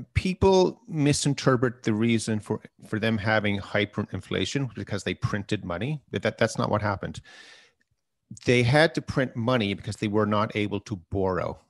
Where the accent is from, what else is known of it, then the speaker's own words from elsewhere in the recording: Canada; we're Canadian